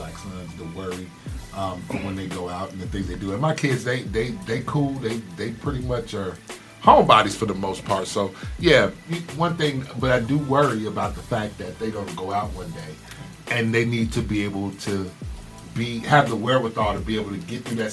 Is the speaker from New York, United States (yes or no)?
no; Chicago, Illinois, United States; We're from the Chicagoland area.